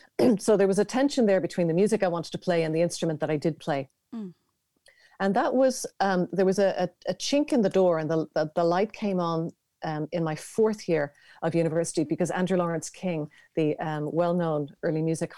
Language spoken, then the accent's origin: English; Dublin, Leinster, Ireland; I was born in Dublin